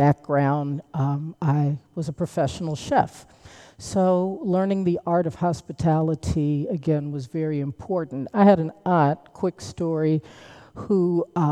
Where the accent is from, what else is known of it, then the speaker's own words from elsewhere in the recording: United States; I'm from Washington, but my folks are from the great state of Alabama.